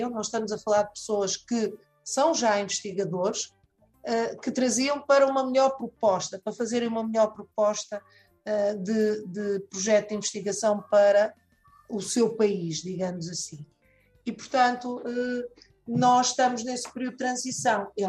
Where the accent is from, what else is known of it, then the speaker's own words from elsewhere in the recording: Angola; tenho 36 anos de idade, é, sou angolano